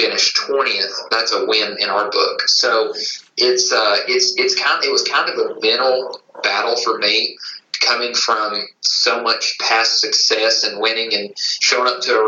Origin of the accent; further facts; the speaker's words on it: East Tennessee, United States; I'm born and raised in East Tennessee. Still living here today